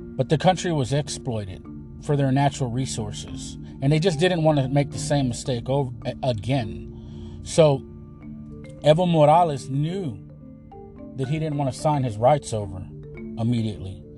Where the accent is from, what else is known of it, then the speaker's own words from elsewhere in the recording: United States; I am an American